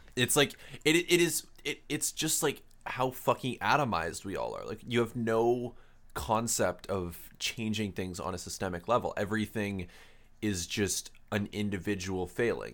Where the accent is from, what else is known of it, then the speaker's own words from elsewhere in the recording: Canada; we're Canadian, um, s, university students